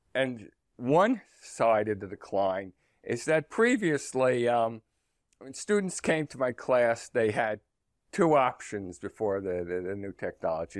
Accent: New Jersey, United States; I was born in New Jersey and my, um, and most of my family lived in the New York metropolitan area

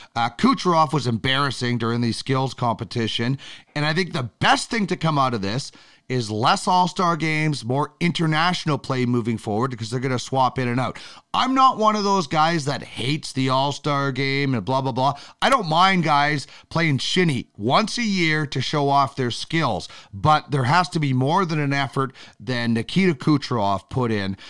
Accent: Canada; as a Canadian

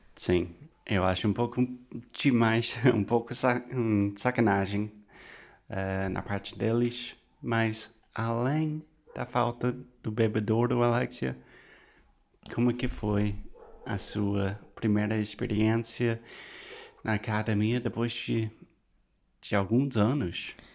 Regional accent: United States; Portuguese is a second language; eu sou americano

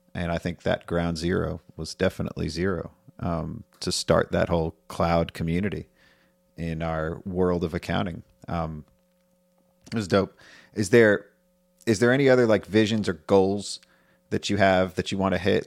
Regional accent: New York, United States; moved away; I'm from New York

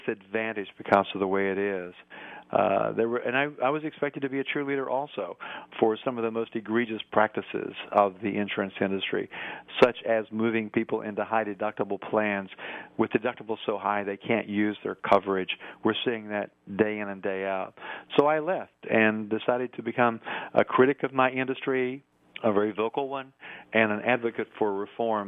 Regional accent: Tennessee, United States; moved away as an adult; also born or lived in Washington, D.C.; I was a newspaper reporter in my home state of Tennessee

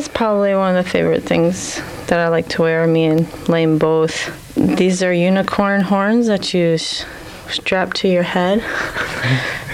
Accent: Lexington, Kentucky, United States; moved away as an adult; also born or lived in Appalachian Mountains, Kentucky; now in Edmonton, Canada; I'm originally from Kentucky. So some in Lexington, the Bluegrass, and some of the eastern part of the foothills, Appalachian Mountains

